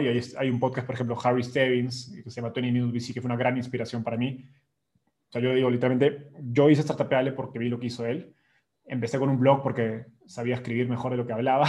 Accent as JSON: {"language": "Spanish", "country": "Peru", "moved": "as an adult", "lives_now": "Mexico City, Mexico", "said": "yo soy peruano"}